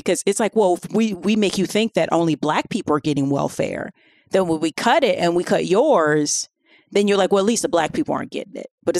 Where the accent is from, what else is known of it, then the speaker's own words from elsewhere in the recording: the South, United States; I'm from the South. The majority of the white people I know are actually poor.